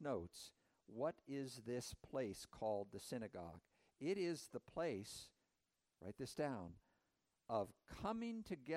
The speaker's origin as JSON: {"language": "English", "country": "United States"}